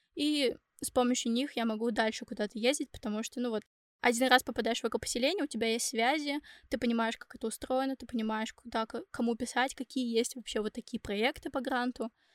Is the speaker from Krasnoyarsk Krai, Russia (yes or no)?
no; Ufa, Bashkortostan, Russia; moved away as an adult; now in Finland; я сама из Уфы